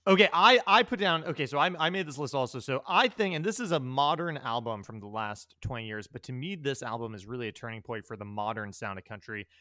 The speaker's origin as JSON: {"language": "English", "region": "New York", "country": "United States", "said": "I'm from New York"}